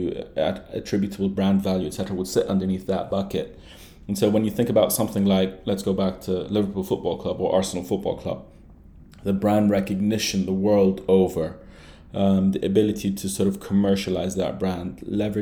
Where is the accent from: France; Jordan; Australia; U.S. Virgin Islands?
Jordan; moved away as an adult; also born or lived in London; now in Dubai, United Arab Emirates; I was born and raised in Jordan and then moved to London for my undergrad